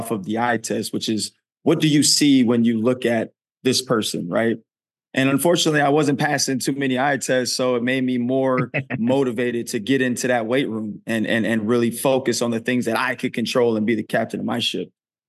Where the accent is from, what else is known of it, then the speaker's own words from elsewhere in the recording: California, United States; also born or lived in Oakland; I was born in Oakland, California, raised in the Bay Area, and then jumped around a lot being a military brat.